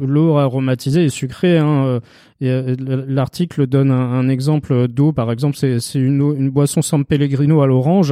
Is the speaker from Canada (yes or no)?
no; Strasbourg, Grand Est, France; je suis de Strasbourg, donc euh, Lidl, euh, je l'ai connu tout petit